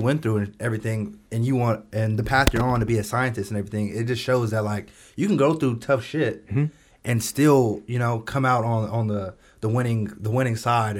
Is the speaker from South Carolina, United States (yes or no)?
no; Oakland, California, United States; I'm from Oakland. I get up on Bayfair every day. I live right around the corner from Bayfair right now. Mm-hmm. That's where I live.